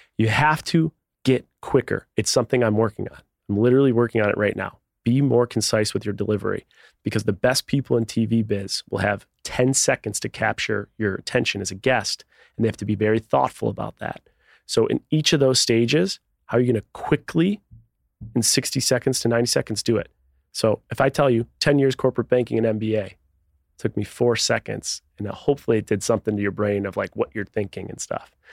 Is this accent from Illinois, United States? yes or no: no; Buffalo, New York, United States; Grew up in Buffalo, New York